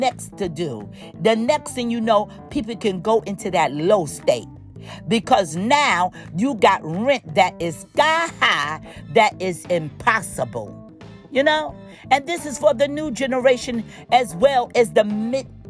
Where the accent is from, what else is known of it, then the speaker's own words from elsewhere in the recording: New York, United States; I'm a New Yorker too, born in New York